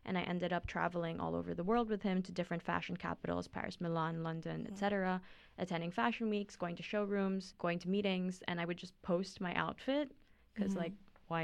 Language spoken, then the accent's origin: English; Philippines; moved away as an adult; now in Boston, United States; I'm from the Philippines. I'm a senior here in BU right now